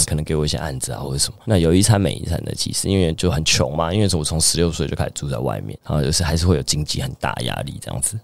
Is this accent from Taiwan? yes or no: yes; Chiayi, Taiwan; also born or lived in Taipei; 最小的时候在嘉义，然后国小上来台北，然后又回去嘉义读国中